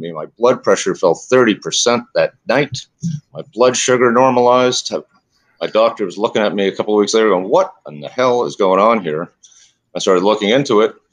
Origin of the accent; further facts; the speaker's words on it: Canada; moved away; I came from Canada just as they legalized marijuana.